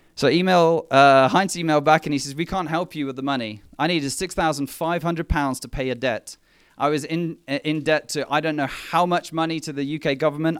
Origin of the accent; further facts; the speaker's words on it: England, United Kingdom; also born or lived in Mthatha, South Africa / Port Elizabeth, South Africa; We were just, just the two of us growing up in England